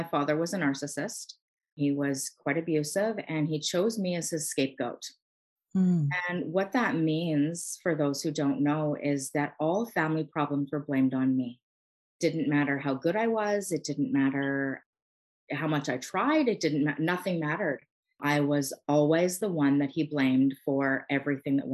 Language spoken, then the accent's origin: English; Canada; I'm a Canadian. I live on the East Coast of Canada.